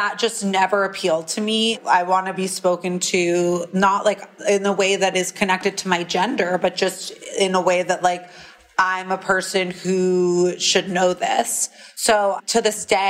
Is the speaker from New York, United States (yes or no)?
yes; New York City, New York, United States; I grew up on the Upper East Side